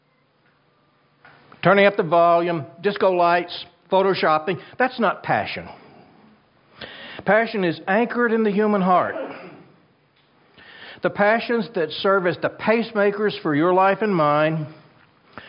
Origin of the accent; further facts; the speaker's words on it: Kansas, United States; My home state of Kansas